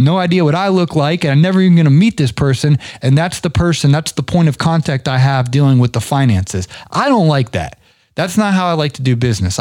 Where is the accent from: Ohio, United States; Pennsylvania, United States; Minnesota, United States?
Ohio, United States; now in Atlanta, United States; I grew up in Ohio